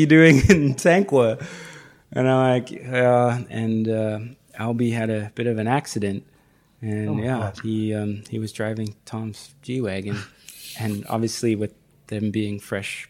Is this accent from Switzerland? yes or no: no; Canada; now in South Africa; I'm Canadian.